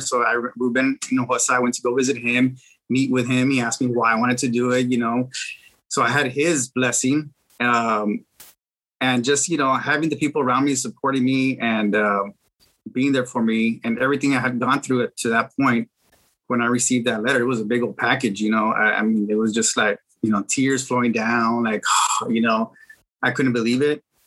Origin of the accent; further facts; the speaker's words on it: Edcouch, Texas, United States; now in McAllen, United States; I'm originally from Edcouch, Texas. That's where I grew up